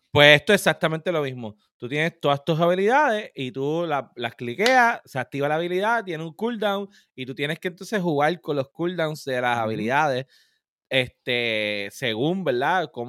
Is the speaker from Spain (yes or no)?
no; Cataño, Puerto Rico; Demostrando que soy de Cataño. De ah, Cataño, papá.